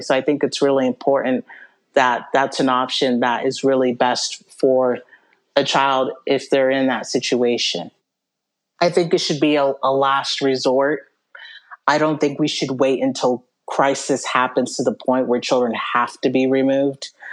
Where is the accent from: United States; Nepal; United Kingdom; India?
United States; Western Washington; I grew up in Western Washington, and that's where I went into foster care